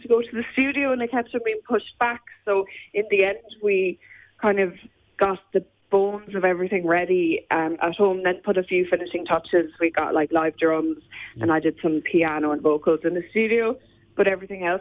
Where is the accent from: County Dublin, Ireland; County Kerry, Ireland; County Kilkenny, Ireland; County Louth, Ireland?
County Kerry, Ireland; west of Dingle; I'm from west of Dingle, County Kerry. And yeah, I've grown up here. I'm still living here now.